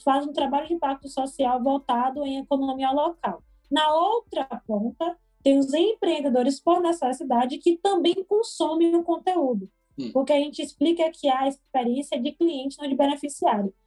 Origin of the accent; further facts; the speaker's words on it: Salvador, Bahia, Brazil; sou nascida e criada aqui de Vale da Federação, que é um bairro periférico daqui de Salvador